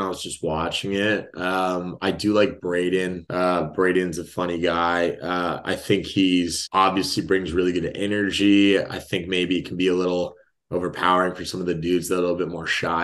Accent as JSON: {"language": "English", "town": "Walnut", "region": "California", "country": "United States", "tie": "born or raised there", "moved": "as an adult", "lives_now": "San Diego, United States", "said": "I'm from Los Angeles area. So, city of Walnuts, next to Diamond Bar. It's like a little suburb."}